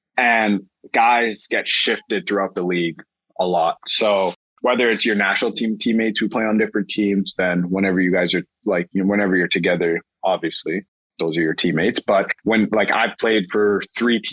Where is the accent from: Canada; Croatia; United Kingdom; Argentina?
Canada; Toronto, Ontario; moved away as an adult; also born or lived in Louisville, Kentucky / Los Angeles; now in Toronto, Canada; Toronto, my hometown